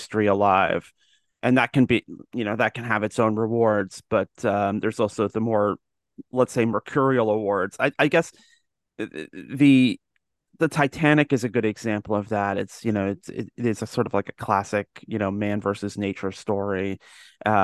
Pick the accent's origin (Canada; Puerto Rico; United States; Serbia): Canada; Georgetown, Ontario; I'm from Georgetown